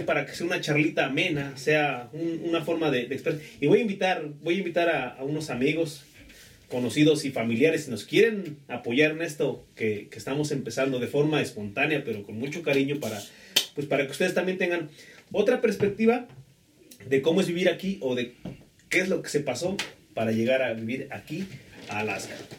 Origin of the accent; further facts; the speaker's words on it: Mexico; somos de México